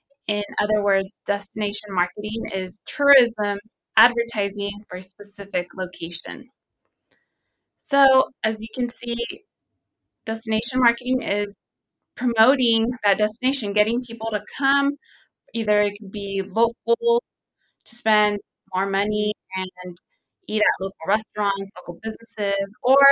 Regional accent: California, United States; I personally enjoy it because I'm originally from the Central Valley.

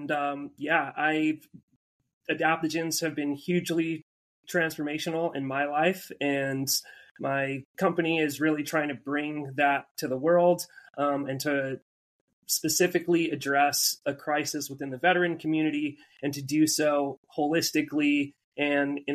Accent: Albuquerque, New Mexico, United States; moved away as an adult; also born or lived in Oregon; now in San Diego, United States; I'm from Albuquerque, New Mexico. I grew up kind of at the base of the mountains there.

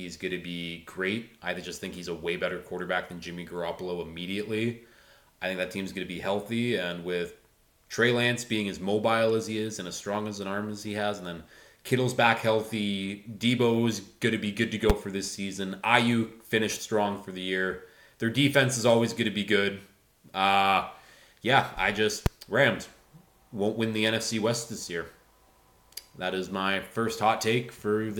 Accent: Canada; growing up, I was a hockey player. I'm from Canada. That's what we do here

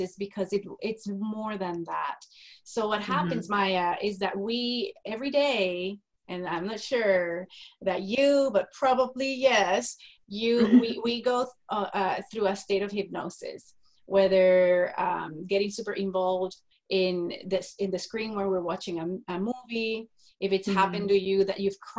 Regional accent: Puerto Rico; moved away as an adult; now in Texas, United States; I am a native from Puerto Rico, a little tiny island in the Caribbean, was born and raised there until I got married

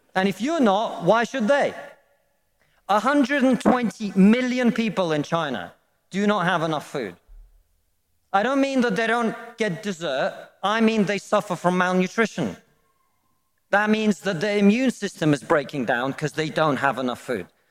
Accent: Russia; now in United Kingdom

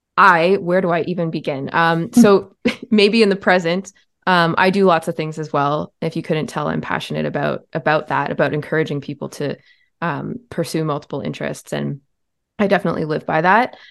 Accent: Ontario, Canada; I was born in Ontario, Canada, where I, I still live in the province. I've moved around to many different towns within the province

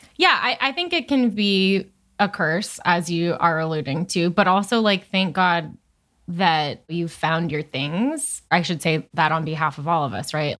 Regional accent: Chatham, New York, United States; also born or lived in Hoboken, New Jersey; I'm from Chatham

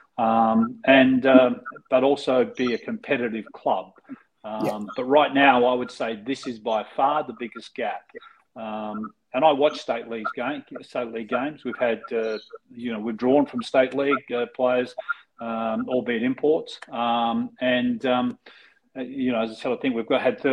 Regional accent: Australia; being Australian

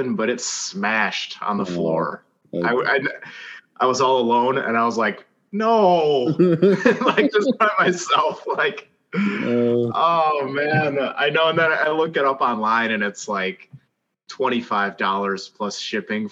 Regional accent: United States; I'm American, but you know, some of my ancestors are from Scotland

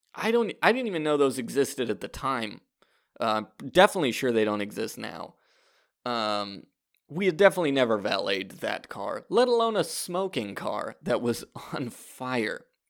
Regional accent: Fresno, California, United States; I grew up in Fresno, California

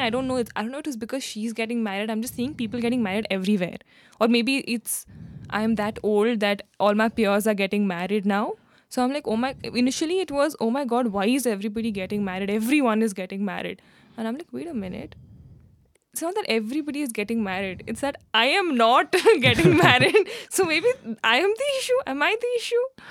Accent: India; being an Indian

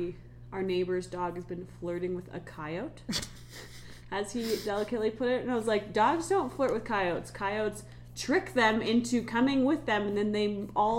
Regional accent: Summit Cove, Colorado, United States; growing up in Summit Cove

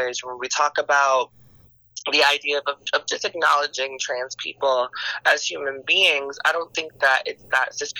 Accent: Miami, Florida, United States; now in Washington, D.C., United States; I am from Miami, but I have transplanted myself into D.C.

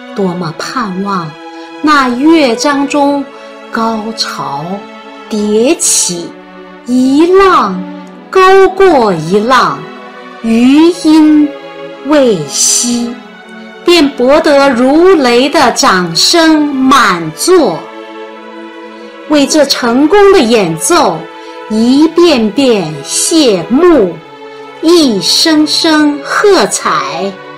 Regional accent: China; 我们中国人

